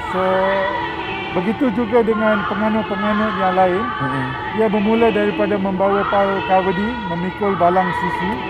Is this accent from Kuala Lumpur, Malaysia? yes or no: no; Klang, Selangor, Malaysia; Saya daripada Taman Sentosa Perdana Kelang.